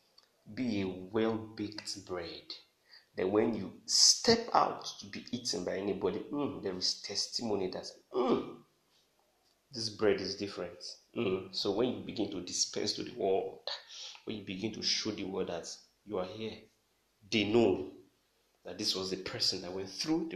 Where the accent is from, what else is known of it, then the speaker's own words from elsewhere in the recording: Nigeria; I'm a Nigerian